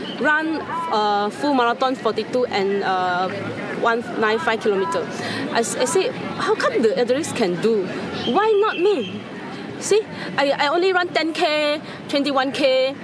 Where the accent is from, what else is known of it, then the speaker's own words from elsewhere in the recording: Penang, Malaysia; I'm from Penang, Malaysia.